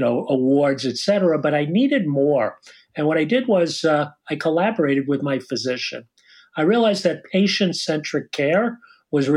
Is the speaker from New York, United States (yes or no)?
yes; Long Island, New York, United States; I'm calling from Long Island, you can't tell by my accent, New York, and that's where I was brought up and live and went to school at St. John's